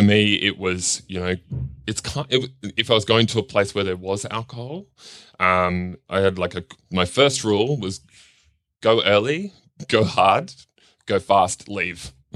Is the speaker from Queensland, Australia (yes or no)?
yes; Cairns, Queensland, Australia; also born or lived in Darlinghurst, Sydney; now in Sydney, Australia; I grew up in Cairns in far north Queensland